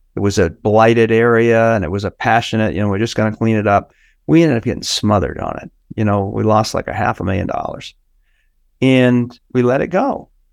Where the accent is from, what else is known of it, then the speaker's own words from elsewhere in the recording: United States; I'm an American.